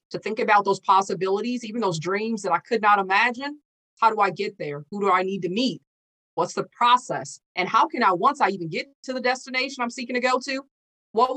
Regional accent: St. Paul, Minnesota, United States; I was born and raised here in St. Paul, Minnesota. My hometown is called Rondo, a historic African-American district.

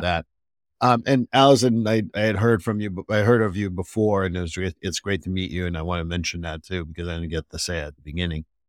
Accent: Montreal, Quebec, Canada; moved away; I'm from Montreal

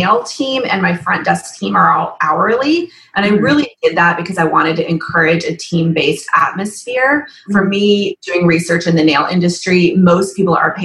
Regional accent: Nashville, Tennessee, United States; also born or lived in New York City / Chicago; I'm originally from Nashville. I've lived here since I was 10, moved up to New York City for about 7 years, and then moved back in 2005

